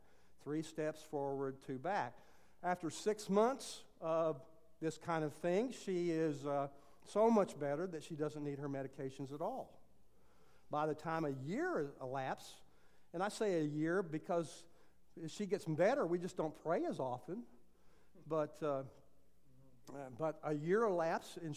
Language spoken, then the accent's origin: English; Texas, United States; I'm a Texan, so we say it differently